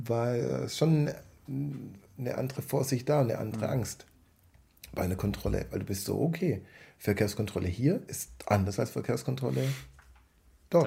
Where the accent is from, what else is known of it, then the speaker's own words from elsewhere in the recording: Southern Germany, Germany; bei uns im Süden